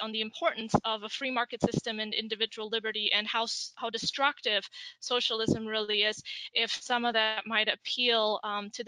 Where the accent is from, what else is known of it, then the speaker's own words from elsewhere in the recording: Germany; moved away; I grew up in West Germany